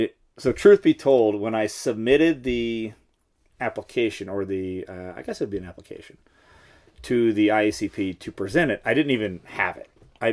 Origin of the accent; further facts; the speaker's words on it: Dallas, Texas, United States; Not from San Antonio, but from Dallas area.